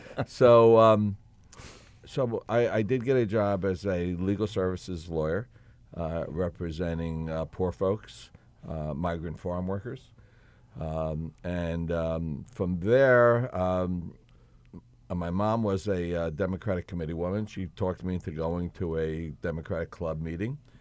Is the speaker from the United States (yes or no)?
yes; Elizabeth, New Jersey, United States; born in Elizabeth, born and raised in Elizabeth, uh, Elizabeth Port